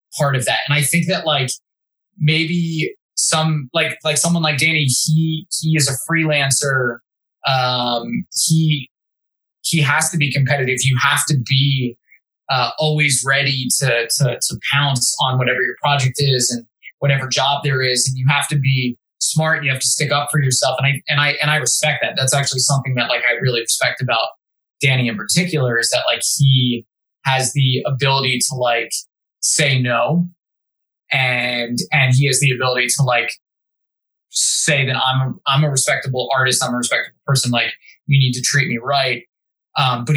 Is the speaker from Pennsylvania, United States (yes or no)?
yes; Philadelphia, Pennsylvania, United States; moved away as an adult; now in Las Vegas, United States; I grew up in Philly